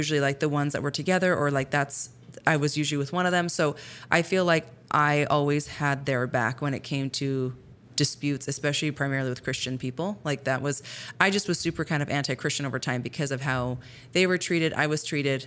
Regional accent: Sedona, Arizona, United States; I grew up in Sedona, my hometown I love so much

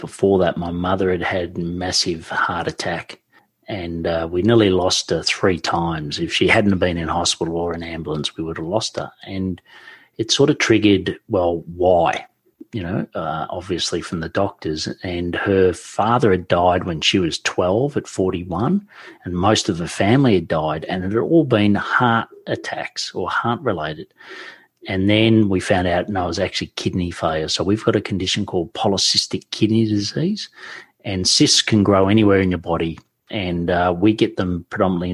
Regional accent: Victoria, Australia; I was born and raised in Victoria, which is the state

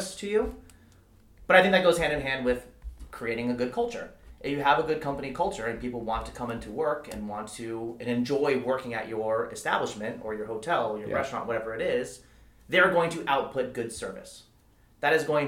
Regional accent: Calabasas, California, United States; I grew up in Calabasas

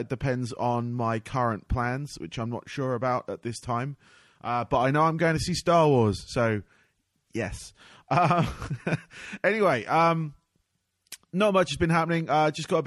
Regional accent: United Kingdom; accent: UK; moved away as an adult; I used to be in the UK, as you can hear from my accent

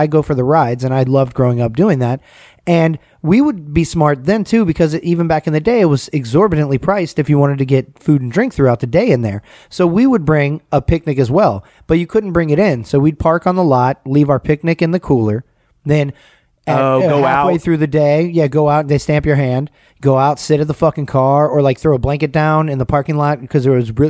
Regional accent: Atlanta, Georgia, United States; back in the day, I grew up in Atlanta, obviously

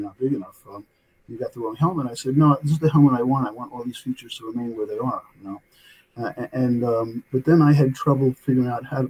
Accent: New York City, New York, United States; also born or lived in New Jersey; now in Loudonville, United States; I'm calling in from Loudonville, New York. I'm from New York. I was born in New Jersey, but grew up in Brooklyn, New York. Always a Brooklyn boy.

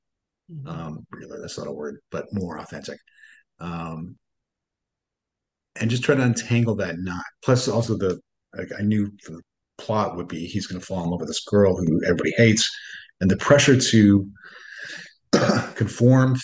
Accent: Northern Ontario, Canada; I grew up in Northern Ontario

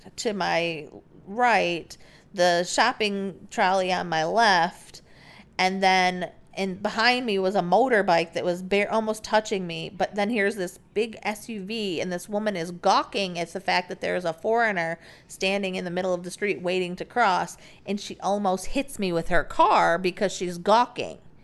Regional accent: United States; moved away; we're Americans

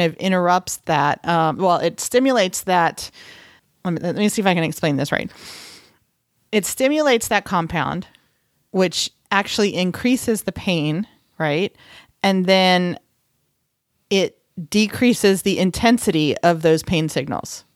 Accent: Texas, United States; moved away; I am from Texas

